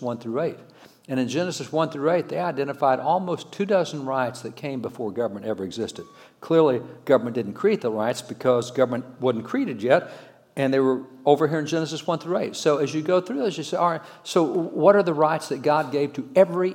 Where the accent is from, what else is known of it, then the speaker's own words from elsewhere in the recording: Texas, United States; I'm a cowboy from Texas.